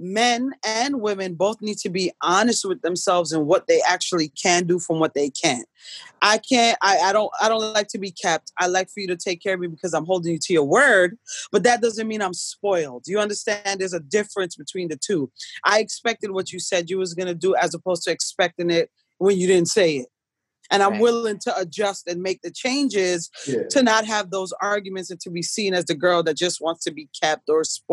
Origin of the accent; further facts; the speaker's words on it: New York, United States; moved away; I'm a New Yorker.